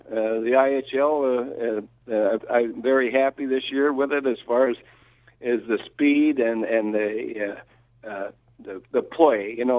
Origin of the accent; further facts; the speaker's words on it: Kenora, Ontario, Canada; moved away; also born or lived in Muskegon; My hometown is Kenora, Ontario